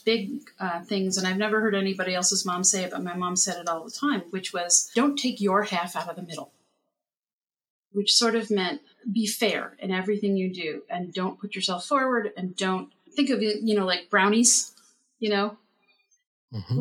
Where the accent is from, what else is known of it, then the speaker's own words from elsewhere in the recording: Summit, New Jersey, United States; I grew up in Summit, New Jersey, and I live in Summit, New Jersey